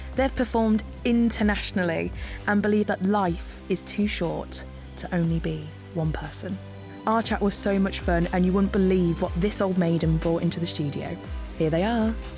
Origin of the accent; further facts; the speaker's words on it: Northampton, East Midlands, United Kingdom; I'm from Northampton.